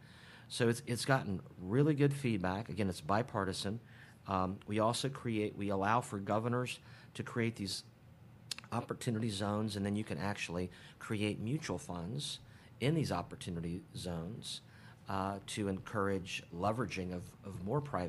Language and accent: English; Columbus, Ohio, United States; I grew up here in Columbus